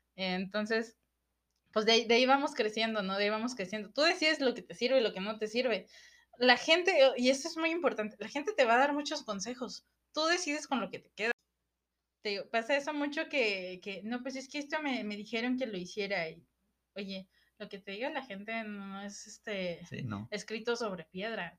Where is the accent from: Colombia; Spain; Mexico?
Mexico; aquí en México